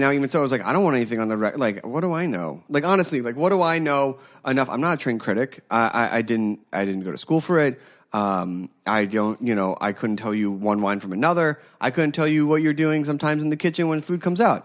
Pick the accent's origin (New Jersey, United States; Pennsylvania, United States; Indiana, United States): Pennsylvania, United States; Philadelphia; I grew up in Philadelphia